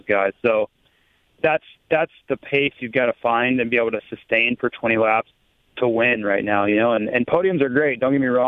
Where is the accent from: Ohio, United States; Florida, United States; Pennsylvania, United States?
Florida, United States; growing up in Florida